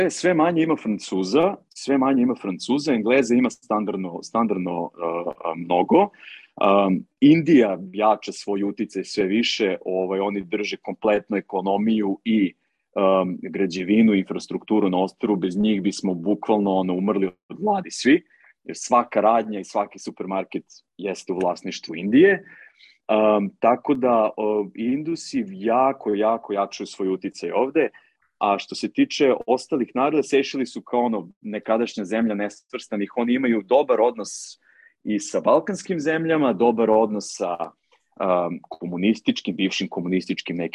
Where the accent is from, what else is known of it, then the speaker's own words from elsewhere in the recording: Serbia; moved away as an adult; now in Seychelles; Ja sam, ja sam otišao iz Srbije avanture radi.